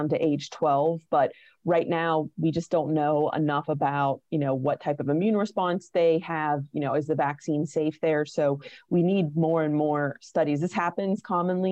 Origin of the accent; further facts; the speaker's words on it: Weirton, West Virginia, United States; I'm from West Virginia. I'm originally from Weirton, which is in like the northern part of the state.